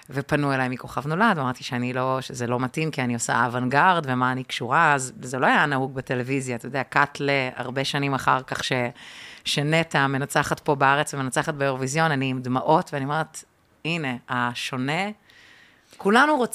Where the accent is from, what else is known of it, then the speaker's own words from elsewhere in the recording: Pardes Katz, Tel Aviv District, Israel; also born or lived in Ramat Gan; גדלתי בפרדס כץ. פרדס כץ.